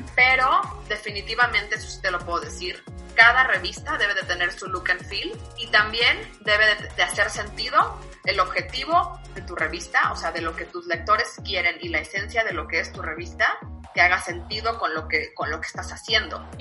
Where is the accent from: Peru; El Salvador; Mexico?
Mexico; nosotros como mexicanos